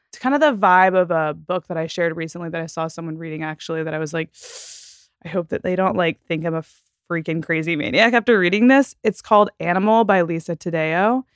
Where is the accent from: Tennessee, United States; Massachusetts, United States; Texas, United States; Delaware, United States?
Texas, United States; I came from Texas and the suburbs